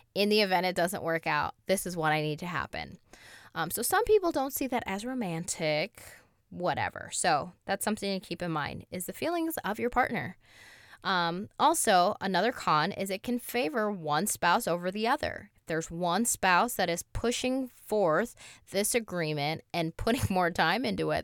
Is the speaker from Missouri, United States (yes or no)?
no; Toledo, Ohio, United States; we're from Toledo. If anybody doesn't know where Toledo is, it's south of Detroit.